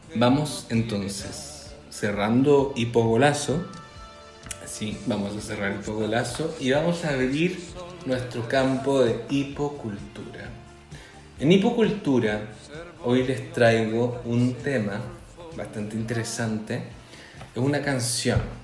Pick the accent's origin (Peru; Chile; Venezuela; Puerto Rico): Chile; como chilenos